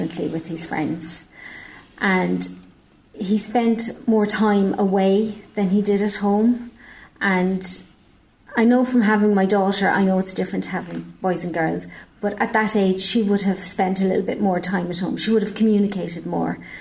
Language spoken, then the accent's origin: English; Dublin, Leinster, Ireland; now in Nenagh, Ireland; I'm from Dublin originally, moved down.